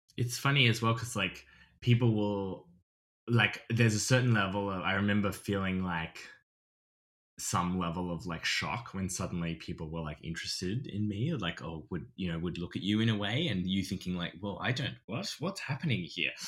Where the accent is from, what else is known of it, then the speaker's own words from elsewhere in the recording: Australia; accent: Australian; moved away as an adult; my accent, I think, is pretty good, st-, my Australian has, I've kept it